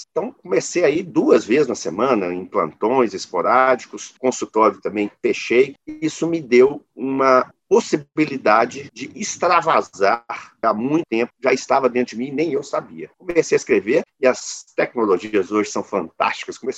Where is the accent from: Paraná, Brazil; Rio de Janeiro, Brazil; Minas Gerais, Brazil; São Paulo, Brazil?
Minas Gerais, Brazil; Belo Horizonte; Eu sou de Belo Horizonte.